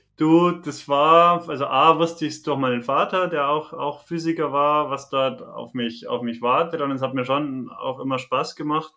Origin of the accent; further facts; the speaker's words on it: Bavaria, Germany; accent: Bavarian; Bin Bayer, kann man auch von dem Akzent her nicht, nicht ganz leugnen